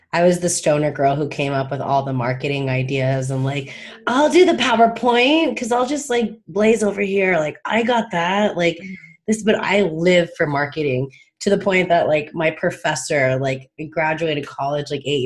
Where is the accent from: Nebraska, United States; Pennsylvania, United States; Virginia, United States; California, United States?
California, United States; Palm Springs; I live in a very high LGBT community growing up in Palm Springs